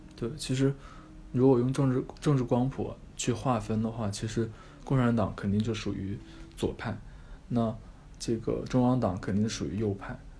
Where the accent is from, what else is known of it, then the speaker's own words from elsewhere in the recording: China; 我们中国人